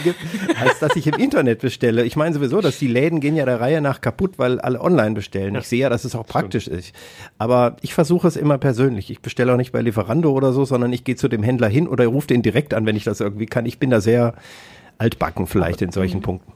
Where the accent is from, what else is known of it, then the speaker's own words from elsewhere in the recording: Kassel, Hesse, Germany; moved away; also born or lived in Hannover; ich komme ja aus Kassel ursprünglich